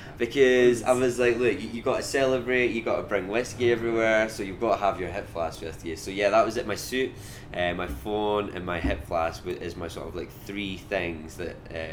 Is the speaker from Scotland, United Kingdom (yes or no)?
yes; Scotland, United Kingdom; accent: Scottish; So I know I sound quite Scottish. This isn't my normal accent. I've got quite a quick Scottish accent usually. So if I'm back home and I'm talking to people